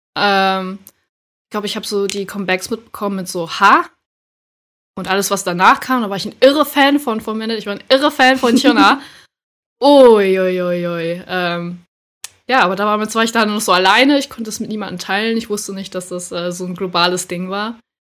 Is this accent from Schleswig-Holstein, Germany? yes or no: yes; Schleswig-Holstein, Germany; moved away as an adult; now in Hamburg, Germany; wohne zurzeit in Hamburg und ab und zu auch mal in Schleswig-Holstein, wo ich aufgewachsen bin